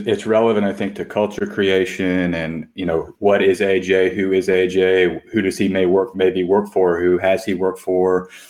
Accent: Austin, Texas, United States; I grew up in Austin.

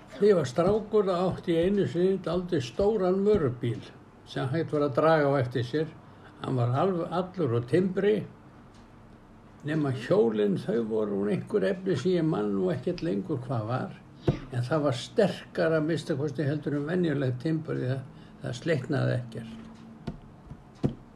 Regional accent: Iceland; Ég ólst upp í Grafáraldi allan tíman

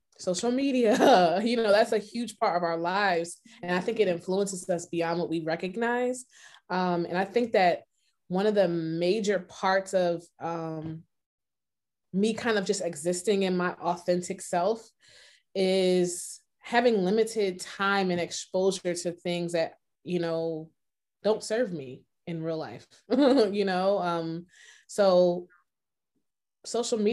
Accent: Philadelphia, Pennsylvania, United States; I am from Philadelphia, Pennsylvania

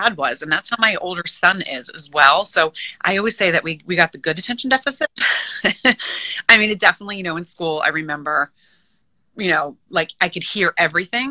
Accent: Moorestown, New Jersey, United States; also born or lived in New York City, United States; now in Long Island, New York, United States; I grew up right outside of Philadelphia in New Jersey in a small, very quaint town called Morristown, M-O-O

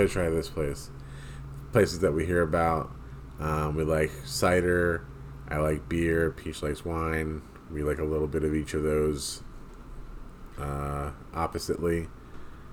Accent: New Jersey, United States; We're a couple from New Jersey

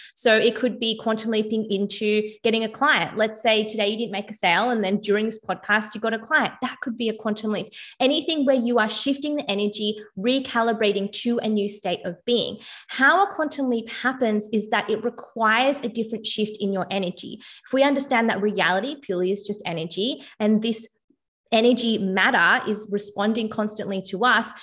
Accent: Melbourne, Victoria, Australia; I'm from Melbourne, Australia

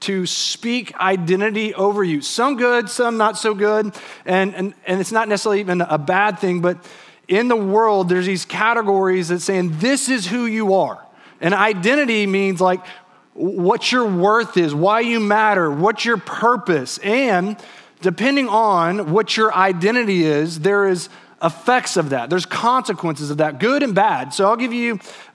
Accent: Texas, United States; also born or lived in England; I was from Texas

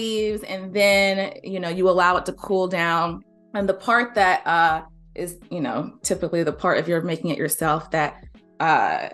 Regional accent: the South, United States; I'm from the South, you know, born and raised

